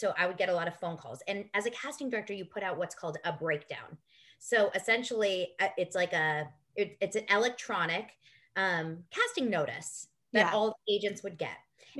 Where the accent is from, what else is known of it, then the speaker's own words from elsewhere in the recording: Los Angeles, California, United States; my parents are Israeli, so they were born in Israel, but I was born in Los Angeles at Cedar Sinai.